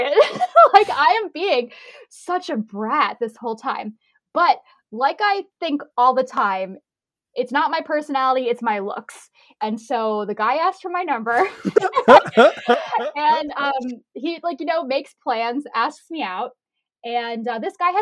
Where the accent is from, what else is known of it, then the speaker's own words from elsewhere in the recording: Fredericksburg, Virginia, United States; I came back to my town, my hometown, Fredericksburg, Virginia